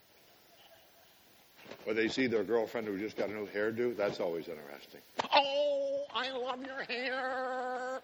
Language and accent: English; Williamsville, New York, United States; I grew up in Williamsville, New York, which is a suburb of Buffalo, New York